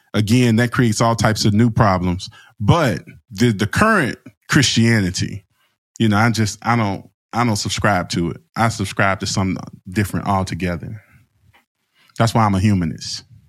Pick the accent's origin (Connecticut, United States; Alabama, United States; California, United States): Alabama, United States; I'm from Alabama